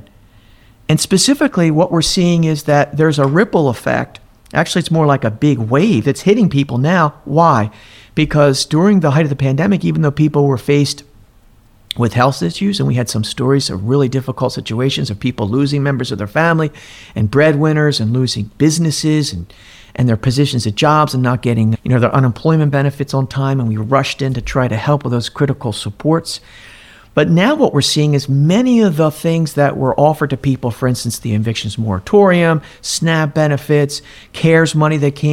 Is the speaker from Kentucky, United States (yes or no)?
no; Millville, New Jersey, United States; I grew up in down there in Millville, New Jersey